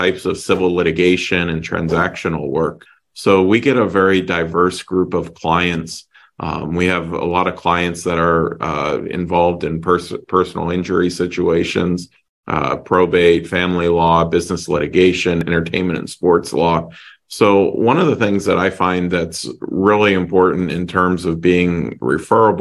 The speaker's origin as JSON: {"language": "English", "area": "just outside of Pittsburgh", "region": "Pennsylvania", "country": "United States", "tie": "born or raised there", "also_born_or_lived": "Florida", "moved": "yes", "lives_now": "Deerfield Beach, United States", "said": "I grew up in just outside of Pittsburgh, Pennsylvania."}